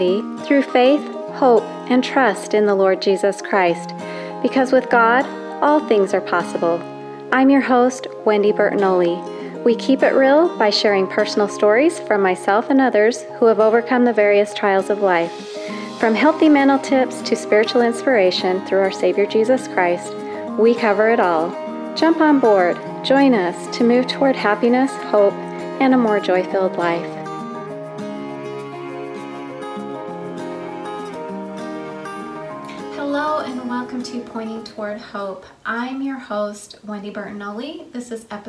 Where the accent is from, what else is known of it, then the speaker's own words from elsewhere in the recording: the West, United States; now in Tennessee, United States; I grew up in the West